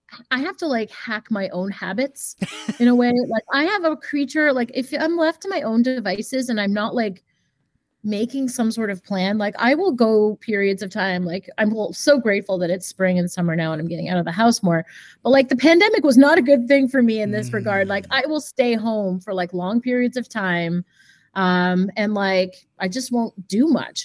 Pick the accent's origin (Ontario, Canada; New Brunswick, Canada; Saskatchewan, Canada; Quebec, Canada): Quebec, Canada; Montreal; moved away; also born or lived in Boston; I go to Montreal all the time, cause that's my hometown